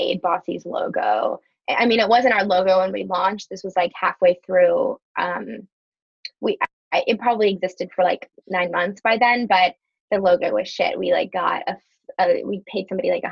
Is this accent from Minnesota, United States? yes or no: yes; Minneapolis, Minnesota, United States; moved away as an adult; also born or lived in Evanston; now in Chicago, United States; I'm actually from Minneapolis originally, just outside Minneapolis in Minnesota